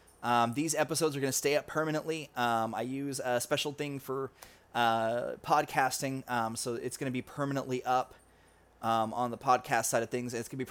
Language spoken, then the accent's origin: English; Texas, United States; I'm from Texas